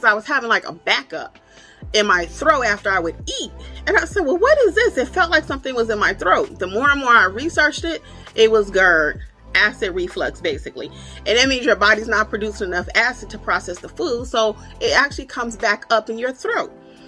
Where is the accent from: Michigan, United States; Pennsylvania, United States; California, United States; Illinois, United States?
Michigan, United States; now in Georgia, United States; And I live in Georgia. I'm originally from Michigan.